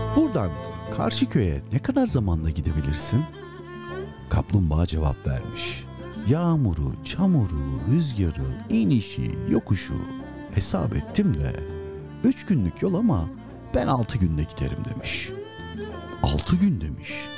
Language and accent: Turkish; Sinop, Turkey; ben Sinopluyum